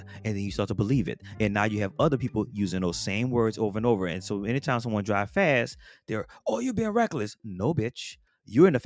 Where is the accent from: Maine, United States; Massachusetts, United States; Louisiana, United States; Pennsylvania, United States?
Louisiana, United States; New Orleans; moved away; I'm from Louisiana, New Orleans